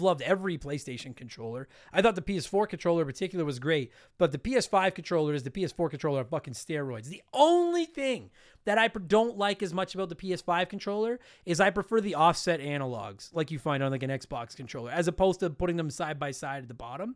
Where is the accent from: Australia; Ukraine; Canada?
Canada; Edmonton, Alberta; I'm a touring, working professional stand-up comedian from Edmonton, Canada.